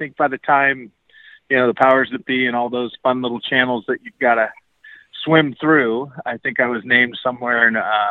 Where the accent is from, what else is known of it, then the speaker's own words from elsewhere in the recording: Bay Area, California, United States; now in Montana, United States; I'm originally from the Bay Area in California